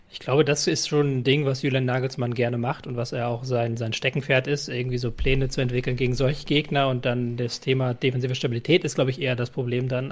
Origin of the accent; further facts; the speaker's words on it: Germany; als Deutscher